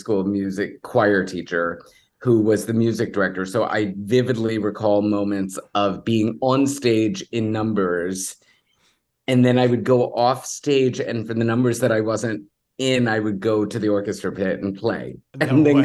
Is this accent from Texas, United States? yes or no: yes; Houston, Texas, United States; I grew up in Texas, in Houston